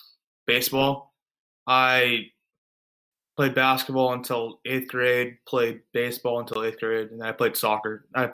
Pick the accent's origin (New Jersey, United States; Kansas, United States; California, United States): Kansas, United States; Leawood; also born or lived in Overland Park, Kansas; I am from Leawood, Kansas, Overland Park, Kansas.